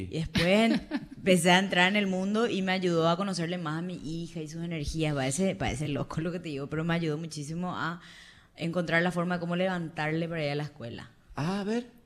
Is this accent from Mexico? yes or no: no; Paraguay